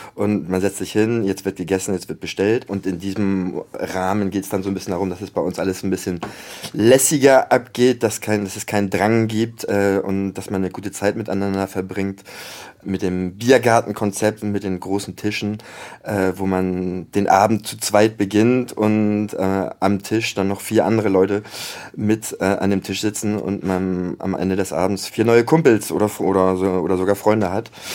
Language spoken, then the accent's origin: German; Hamburg, Germany; moved away as an adult; now in Paris, France; Als Hamburger habe ich dann auch schon oft genug seit 2006 immer als Antwort gehört, ach, du kommst aus Hamburg